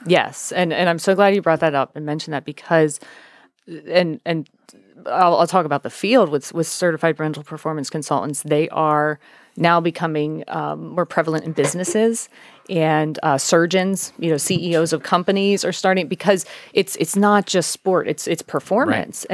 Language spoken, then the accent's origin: English; United States; I'm from York County